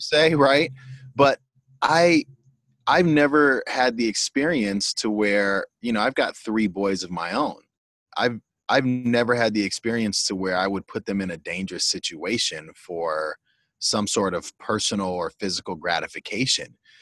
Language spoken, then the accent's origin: English; Pasadena, California, United States; also born or lived in Iowa; I'm born and raised in Pasadena, except for a four year stint out in Iowa for college.